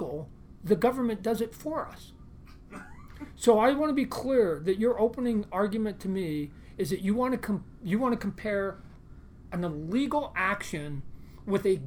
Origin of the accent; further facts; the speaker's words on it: Canada; I'm Canadian